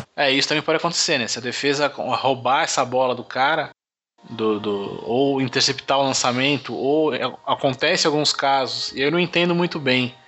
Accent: Brazil; eu falo meu inglês é, é, é de brasileiro

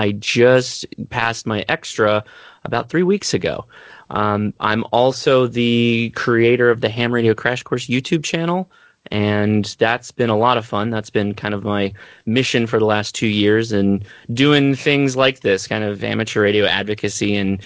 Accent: Southern California, United States; I'm from Southern California, lived here my entire life

